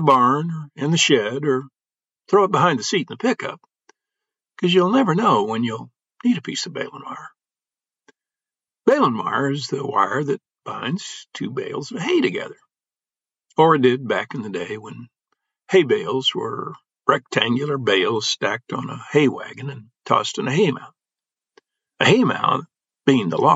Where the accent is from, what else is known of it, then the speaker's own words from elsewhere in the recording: Illinois farm country, United States; Growing up in Illinois farm country, I learned a language that city folk are often mystified